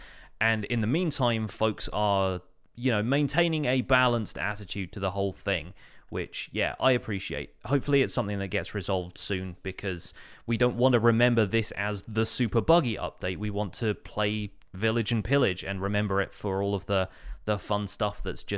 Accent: United Kingdom; which I appreciate being British.

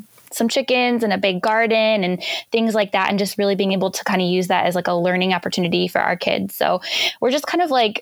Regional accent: Chicago suburbs, Illinois, United States; moved away as an adult; now in Grand Rapids, United States; We are originally from the Chicago suburbs, and just this spring moved to Grand Rapids, Michigan

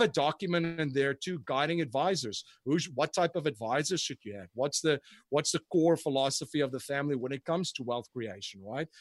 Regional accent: South Africa; moved away; growing up in South Africa, I went to a very prestigious school and university

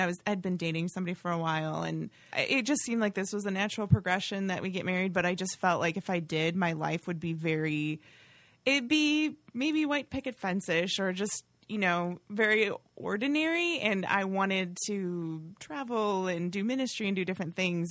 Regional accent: Oshkosh, Wisconsin, United States; I grew up in Oshkosh

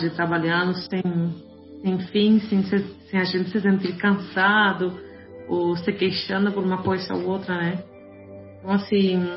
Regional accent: Colombia; also born or lived in Brazil; now in Germany; Eu morei cinco anos no Brasil, eu sou mesma colombiana, eu sei como que se vive na América Latina

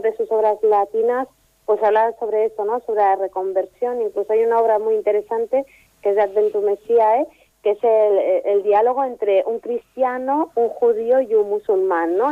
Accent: Ripollet, Catalonia, Spain; soy de Ripollet y soy filóloga clásica

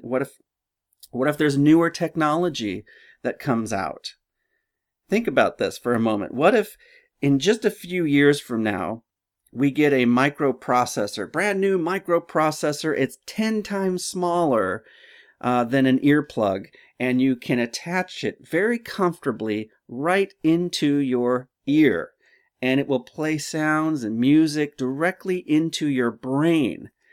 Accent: Simi Valley, California, United States; I grew up in Simi Valley

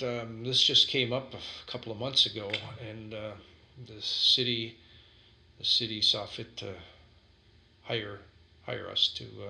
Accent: Sheboygan, Wisconsin, United States; I was born and raised in Sheboygan.

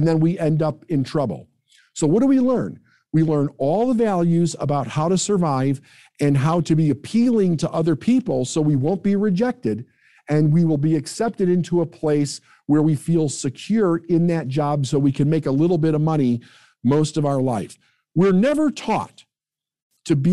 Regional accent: Midwest, United States; I'm from the Midwest

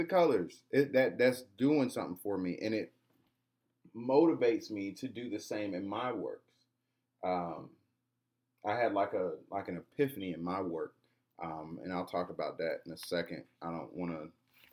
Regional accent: Atlanta, Georgia, United States; also born or lived in Riverdale, Georgia; Born and raised in the city of Atlanta, grew up in Greenbrier, born early childhood in Greenbrier. If anybody knows about Greenbrier, you get the idea. And I grew up in Riverdale, Georgia, which is the suburbs

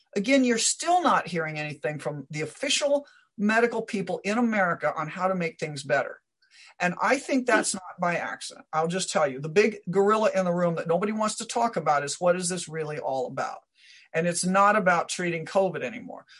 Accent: Omaha, Nebraska, United States; also born or lived in Iowa; I, I grew up around Omaha, Nebraska

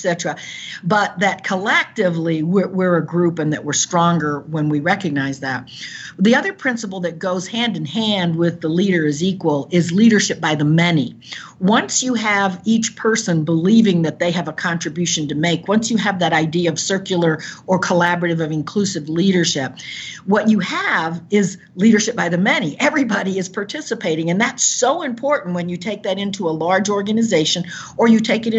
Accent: Caribbean coast of Nicaragua, Nicaragua; moved away; I was born on the Caribbean coast of Nicaragua, where there are many cultures there

